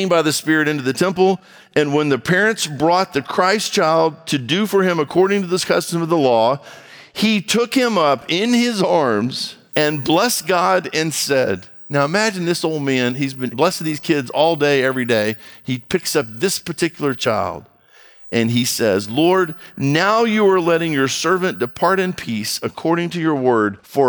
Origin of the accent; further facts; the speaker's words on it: Brazil; I grew up in Brazil. My brother and I grew up in Brazil.